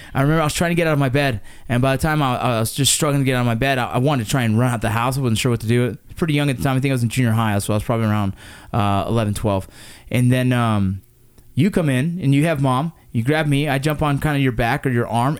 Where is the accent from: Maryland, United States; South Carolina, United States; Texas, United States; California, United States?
California, United States; Los Angeles; we grew up in the Los Angeles San Fernando Valley area